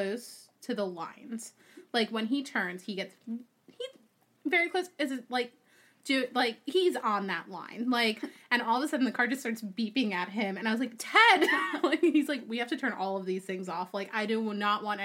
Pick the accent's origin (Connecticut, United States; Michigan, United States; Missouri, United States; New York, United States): New York, United States; moved away as an adult; now in Maryland, United States; I'm not from Maryland. I am from New York. I currently reside in Maryland.